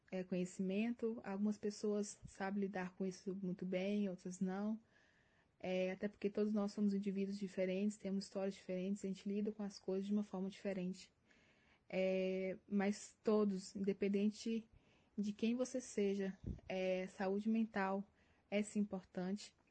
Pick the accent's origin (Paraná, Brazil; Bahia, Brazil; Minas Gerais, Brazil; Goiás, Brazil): Minas Gerais, Brazil; now in Curitiba, Brazil; Não sou de Curitiba, eu vim de Minas Gerais. É, e eu sei o quanto é difícil, né? A questão de você adaptar em um lugar totalmente diferente, novas pessoas, nova cultura.